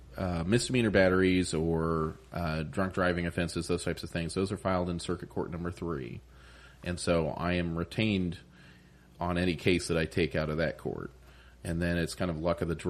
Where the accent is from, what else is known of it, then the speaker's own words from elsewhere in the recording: Upland, Indiana, United States; now in New Castle, United States; I'm from Upland originally